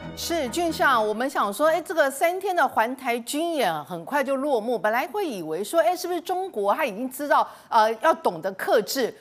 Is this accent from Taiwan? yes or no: yes; Taiwan; 我们台湾人民